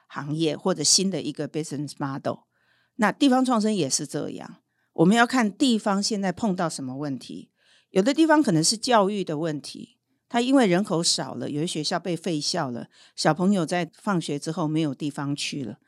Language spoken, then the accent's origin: Chinese; Hualien, Hualien County, Taiwan; 我是，呃，来自后山的女儿，我是花莲人啊